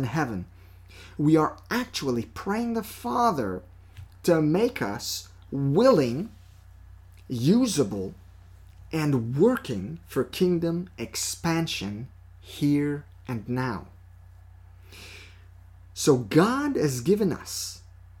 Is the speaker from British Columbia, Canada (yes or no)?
no; Quebec, Canada; accent: French; our native province of Quebec